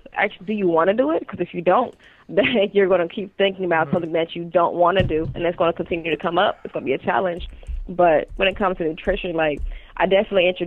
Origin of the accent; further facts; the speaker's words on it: Ohio, United States; now in Baltimore, United States; I'm from Ohio, but I'm out in Baltimore, Maryland now